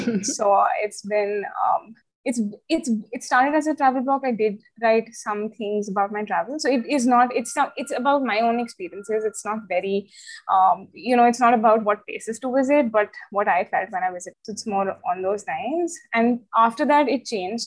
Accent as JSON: {"language": "English", "region": "Chandigarh", "country": "India", "tie": "born or raised there", "said": "I've been born and brought up in Chandigarh."}